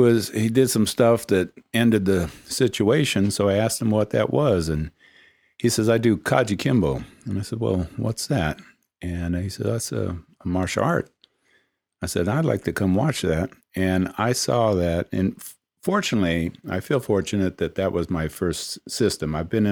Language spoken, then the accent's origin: English; Oakland, California, United States; also born or lived in Salinas / Richmond; I grew up in Oakland, Salinas, Richmond. My father was in the military, and you know, those were some pretty rough places.